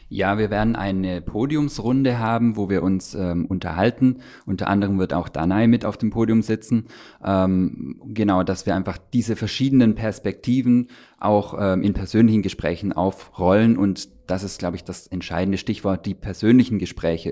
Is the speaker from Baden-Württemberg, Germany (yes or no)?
yes; Stuttgart, Baden-Württemberg, Germany; moved away as an adult; now in Brandenburg, Germany; ich bin ja in Stuttgart geboren, in, in Süddeutschland aufgewachsen